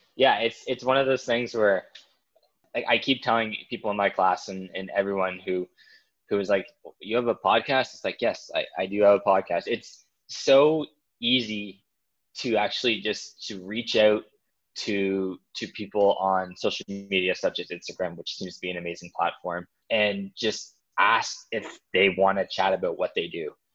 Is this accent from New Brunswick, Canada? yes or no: yes; New Brunswick, Canada; moved away; I'm originally from New Brunswick in Canada